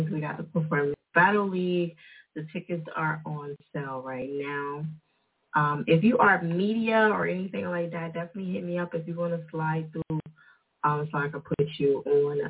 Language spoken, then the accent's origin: English; New Jersey, United States; they say I got an accent because I'm from Jersey.